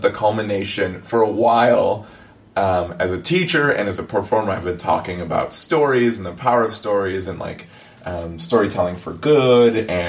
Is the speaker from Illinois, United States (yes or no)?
yes; Illinois, United States; moved away as an adult; also born or lived in Puerto Rico / Colombia (family); now in Los Angeles, United States; We grew up in Puerto Rico and then Illinois.